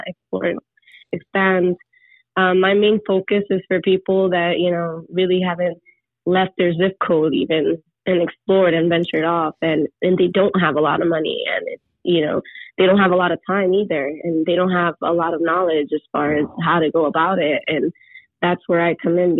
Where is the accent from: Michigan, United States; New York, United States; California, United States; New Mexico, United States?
New York, United States; New York City; I come from the Bronx, and my family's from the Dominican Republic